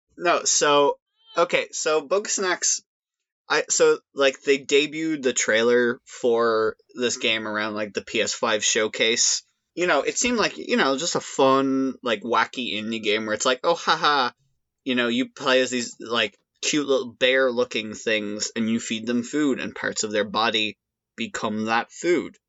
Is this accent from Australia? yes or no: no; Ireland; accent: Irish; I've certainly played up that aspect of my Irish accent